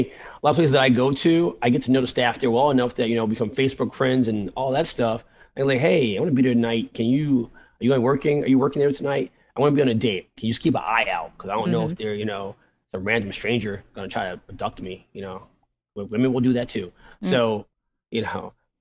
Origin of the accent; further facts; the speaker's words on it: New York City, New York, United States; growing up in the South Bronx